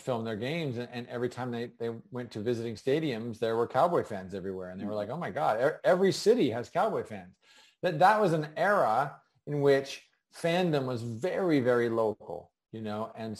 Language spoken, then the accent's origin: English; California, United States; I grew up actually in Northern California and then Southern California.